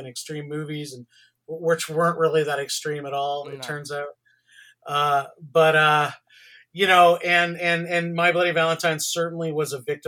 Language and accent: English; Canada; born or raised there